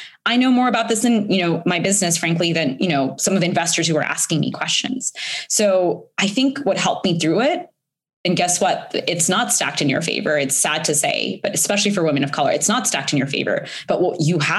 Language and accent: English; India; moved away; I'm an immigrant. I was born in India